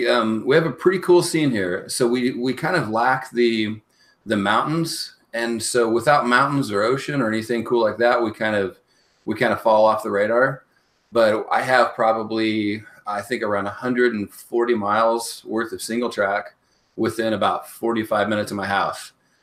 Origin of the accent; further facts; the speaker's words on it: California, United States; now in Kansas City, United States; No, I've spent about half of my life here in Kansas City, but I grew up out in California, so I bounced all over.